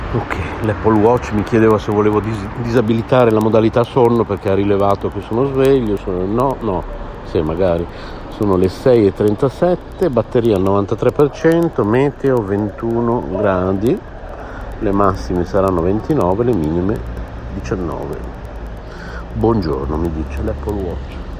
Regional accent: San Lazzaro di Savena, Emilia-Romagna, Italy; also born or lived in Bologna; io sono nato a Bologna nel 1966

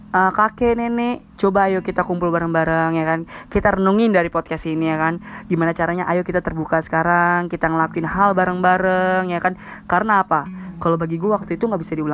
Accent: Jakarta, Indonesia; menurut lo kalau gue orang Betawi dipanggilnya A hmm. bapak gue Jawa mak gue Betawi dipanggilnya

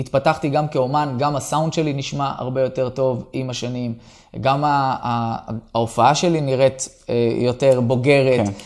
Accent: Kiryat Shmona, Northern District, Israel; התחלתי ילד בקריית שמונה

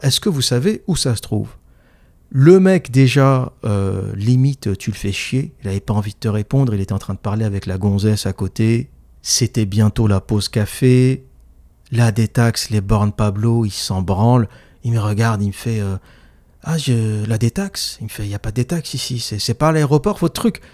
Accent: France; I'm French, je suis français.

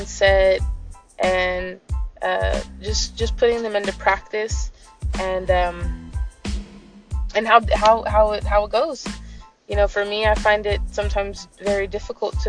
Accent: San Antonio, Texas, United States; I'm from San Antonio, Texas

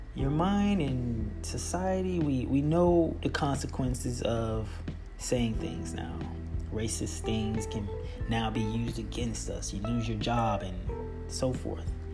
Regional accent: South Florida, United States; I'm from South Florida

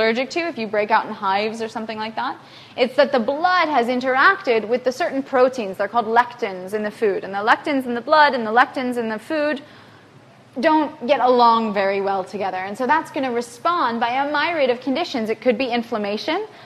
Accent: the middle of the United States, Midwest, United States; moved away as an adult; I grew up in the United States, in the middle of the United States

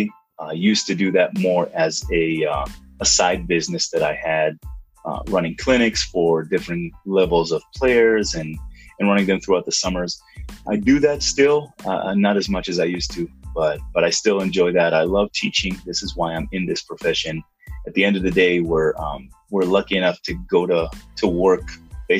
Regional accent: Israel; moved away as an adult; now in United States; I grew up in Israel

